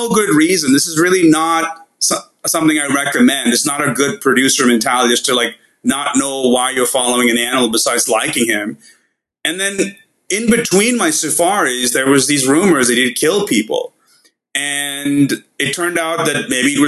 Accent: India; now in Los Angeles, United States; I'm from India

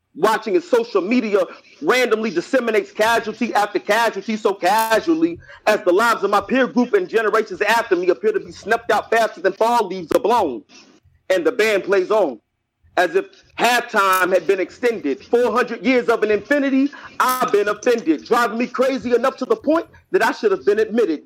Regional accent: Lexington, Kentucky, United States; now in North Carolina, United States; I'm from Kentucky, Lexington, Kentucky, 859

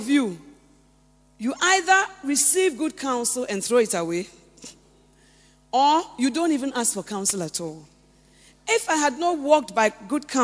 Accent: Western Region, Ghana; I came from the Western region.

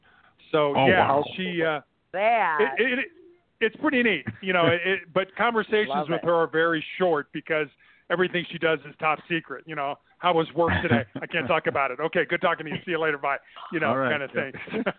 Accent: Chicago, Illinois, United States; moved away as an adult; also born or lived in Santa Barbara; I was born and raised in Chicago.

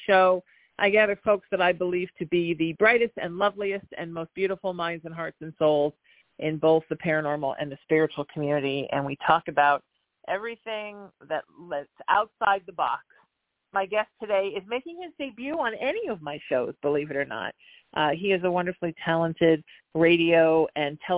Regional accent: Huntington Beach, California, United States; I moved back to my hometown of Huntington Beach during COVID. I came down here to fix up my childhood home

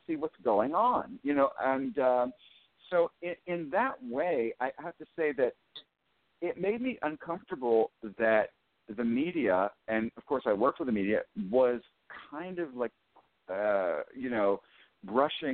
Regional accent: Western Pennsylvania, United States; growing up in Western Pennsylvania

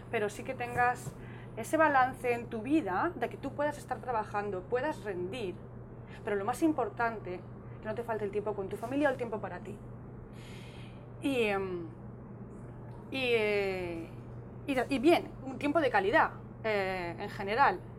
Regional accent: Spain; Mi casa. Es mi casa. Es mi tierra, aquí es donde está mi verdadero hogar.

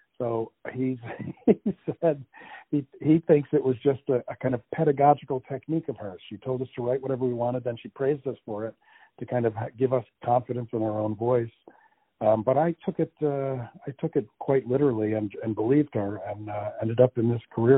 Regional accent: New Jersey, United States; also born or lived in Connecticut / Massachusetts / Florida / Iowa; I was born in New Jersey many years ago. And I wandered around this country to Connecticut, Massachusetts, down to Florida, out to Iowa, California, back to Iowa, back to California. So I've lived many places, but started off as a kid in New Jersey.

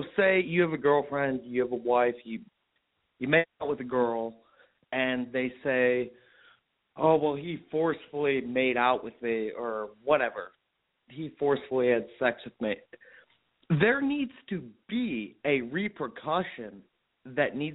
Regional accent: Cleveland, Ohio, United States; I'm from Cleveland, Ohio

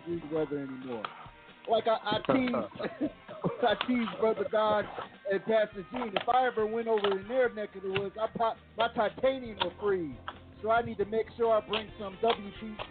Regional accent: Plainfield, New Jersey, United States; moved away; my hometown, Plainfield, New Jersey.

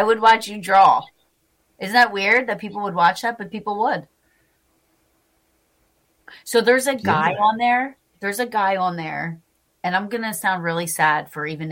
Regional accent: New Jersey, United States; I am from New Jersey, sadly.

